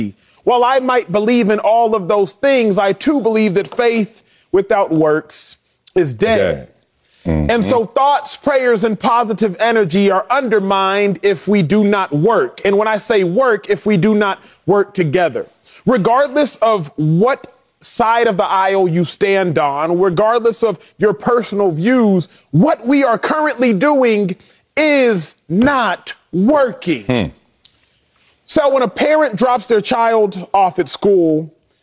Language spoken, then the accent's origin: English; Texas, United States; born and raised in Texas